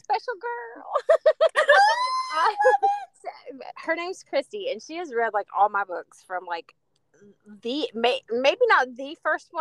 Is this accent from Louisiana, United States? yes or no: no; West Virginia, United States; I'm from West Virginia